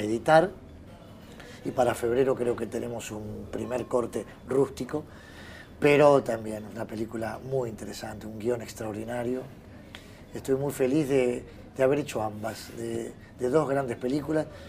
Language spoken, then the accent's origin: Spanish; Béccar, Buenos Aires Province, Argentina; also born or lived in Villa del Parque, Buenos Aires; Yo soy de ahí. Yo nací en Becar, perdón, Villa del Parque, fui a Becar, estudié en un colegio el 20 de junio en San Isidro